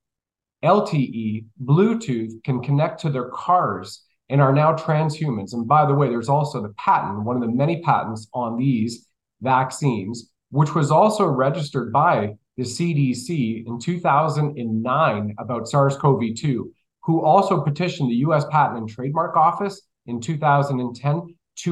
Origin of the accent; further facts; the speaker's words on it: Canada; being a Canadian